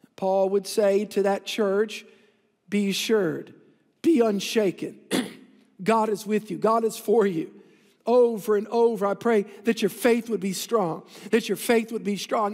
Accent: New Orleans, Louisiana, United States; I came from the South Shore in the Greater New Orleans region

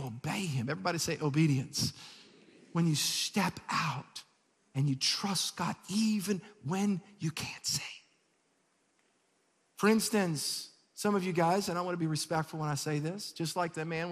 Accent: Metairie, Louisiana, United States; I moved in the house that I was raised in Metairie.

